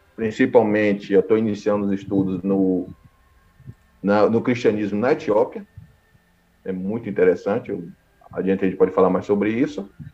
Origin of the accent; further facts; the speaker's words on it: São Gonçalo dos Campos, Bahia, Brazil; Eu sou baiano, aqui do recôncavo baiano, mais precisamente em uma pequena cidade chamada São Gonçalo dos Campos